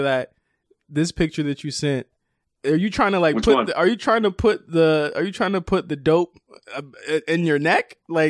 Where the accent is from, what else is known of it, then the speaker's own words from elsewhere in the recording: Norfolk, Virginia, United States; also born or lived in Richmond, Virginia; I'm from Norfolk, so, you know, shout out to that connect. I went to school in Richmond, though, VCU. So yeah, I was all around there